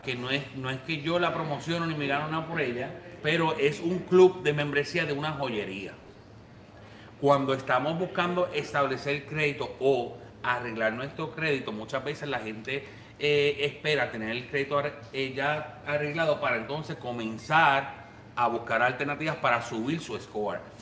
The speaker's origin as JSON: {"language": "Spanish", "country": "Puerto Rico", "moved": "yes", "lives_now": "United States", "said": "yo soy puertorriqueño"}